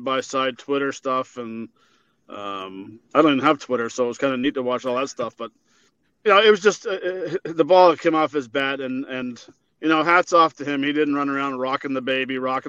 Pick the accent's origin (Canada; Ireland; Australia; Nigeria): Canada; I'm Canadian